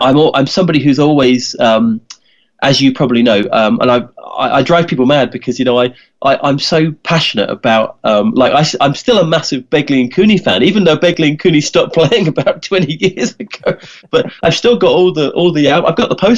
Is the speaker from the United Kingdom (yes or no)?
yes; England, United Kingdom; when I was 10, I was growing up in England, and I had a poster of the … on my bedroom wall.